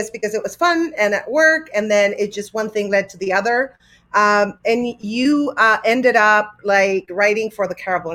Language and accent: English; Argentina; I'm from Argentina, so, you know, I have Spanish ears